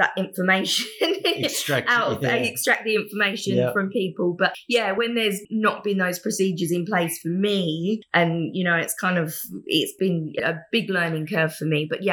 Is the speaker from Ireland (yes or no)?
no; England, United Kingdom; moved away as an adult; now in Gold Coast, Australia; I am originally from England and I work for Media Shark, an app development agency based on the Gold Coast. And I've lived here in Australia for nearly 10 years now